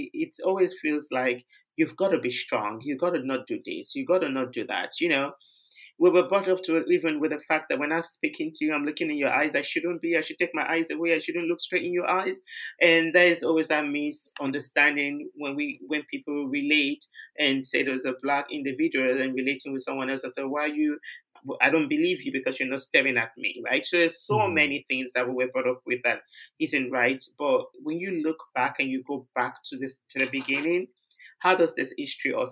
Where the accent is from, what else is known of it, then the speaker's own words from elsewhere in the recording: Nigeria; moved away; I'm from Nigeria